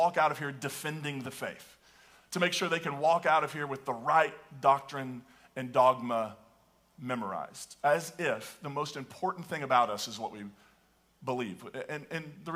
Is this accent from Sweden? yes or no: no; the Appalachians, United States; I can remember growing up and hearing about the Church of Christ denomination, which is where I grew up in the Appalachians